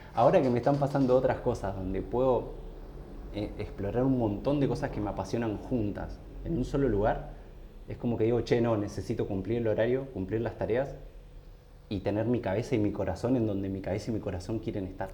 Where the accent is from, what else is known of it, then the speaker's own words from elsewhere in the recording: San Rafael, Mendoza, Argentina; moved away as an adult; now in Buenos Aires, Argentina; yo me fui hace mucho tiempo a San Rafael, pero cuando yo era chico era impresionante, nos conocíamos todos